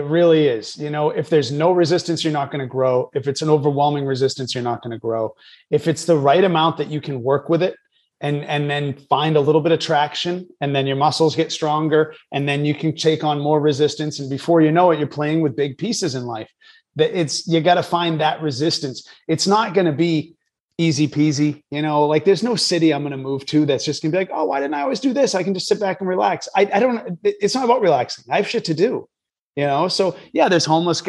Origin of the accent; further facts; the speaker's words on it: New Hampshire, United States; moved away as an adult; also born or lived in New York City / Boston; now in Los Angeles, United States; I'm born and raised in New Hampshire.